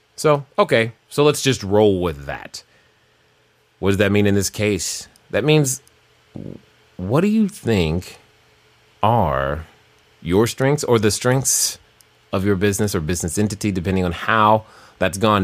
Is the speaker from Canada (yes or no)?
no; Germany; growing up in Germany, it was cold